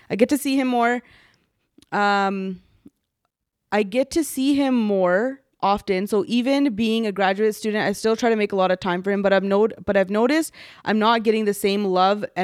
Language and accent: English; Toronto, Ontario, Canada; Hey, coach. I'm from Toronto.